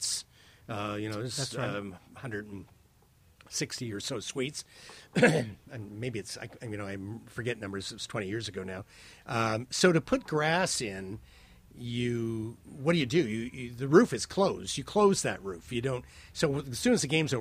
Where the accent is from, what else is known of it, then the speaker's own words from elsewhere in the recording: Windsor, Ontario, Canada; now in Toronto, Canada; I grew up in Windsor. It was a hotbed of University of Michigan.